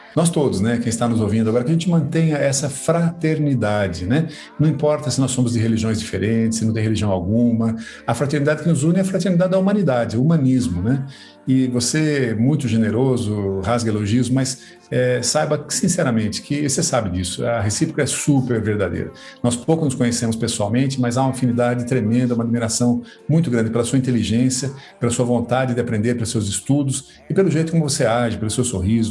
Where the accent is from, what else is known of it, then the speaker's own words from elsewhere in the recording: Sorocaba, São Paulo, Brazil; also born or lived in United States; sorocabês, de onde eu sou.